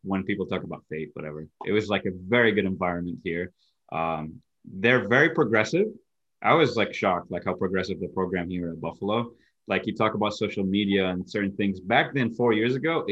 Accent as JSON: {"language": "English", "country": "Iraq", "tie": "born or raised there", "also_born_or_lived": "Egypt / Syracuse, New York", "moved": "yes", "said": "I'm originally from Iraq, born and raised, and then I lived in Egypt. In 2011, I moved to Syracuse"}